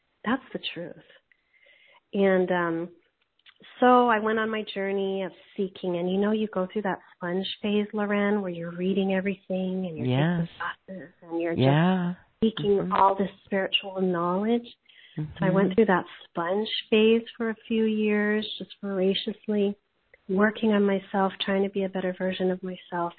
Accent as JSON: {"language": "English", "region": "Hawaii", "country": "United States", "tie": "born or raised there", "said": "I grew up in Hawaii"}